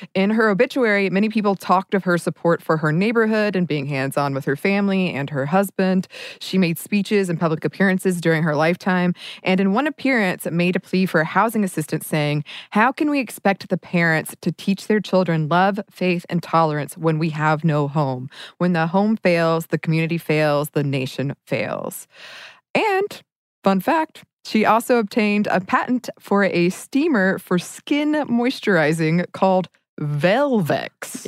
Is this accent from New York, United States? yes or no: no; Dahlonega, Georgia, United States; I grew up in Dahlonega, and Dahlonega is a college town